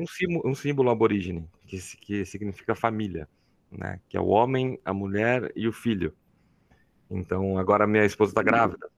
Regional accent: Campinas, São Paulo, Brazil; accent: caipira; moved away as an adult; now in São Carlos, Brazil; Eu sou natural de Campinas, interior de São Paulo

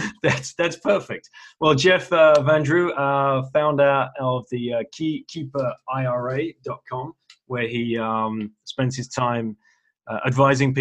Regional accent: United Kingdom; as a British guy

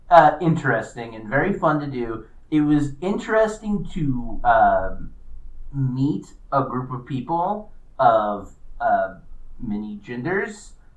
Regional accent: Indiana, United States; I grew up in Indiana.

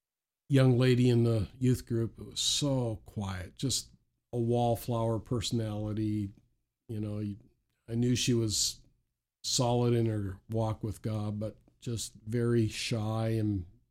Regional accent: Saint John, New Brunswick, Canada; now in Chatham, Canada; I was from St. John, New Brunswick. And so Chatham, Ontario is about 1,000 or 1,200 miles from New Brunswick to Ontario.

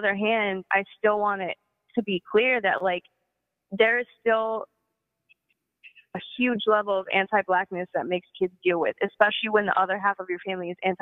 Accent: East St. Louis, Illinois, United States; I grew up in East St. Louis

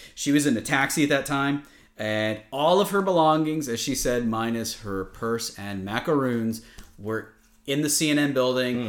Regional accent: Connecticut, United States; where I grew up in Connecticut

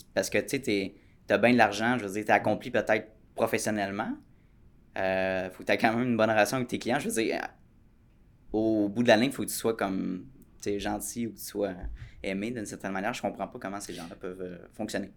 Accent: Quebec, Canada; en tant que Québécois

